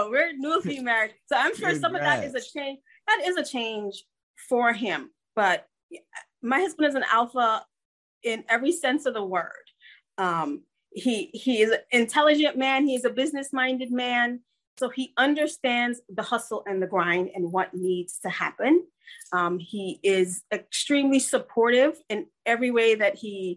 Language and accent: English; Georgetown, Demerara-Mahaica, Guyana; also born or lived in New Jersey; now in United States; I am an immigrant. I was born in Georgetown, Guyana, South America, and emigrated here with my parents.